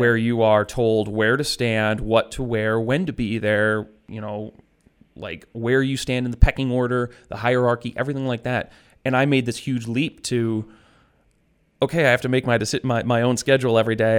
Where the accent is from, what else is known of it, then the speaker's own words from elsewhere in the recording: Western New York, United States; I grew up in Western New York.